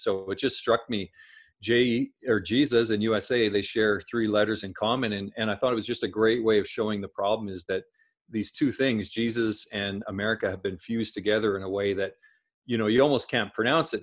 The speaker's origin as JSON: {"language": "English", "region": "Saskatchewan", "country": "Canada", "tie": "born or raised there", "said": "I grew up in Saskatchewan, Saskatchewan in Canada"}